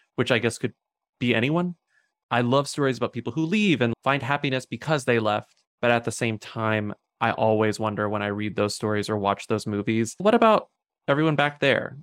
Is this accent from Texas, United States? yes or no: yes; Devine, Texas, United States; moved away; the town where I grew up in Texas, which is called Dehennis, which is southwest of San Antonio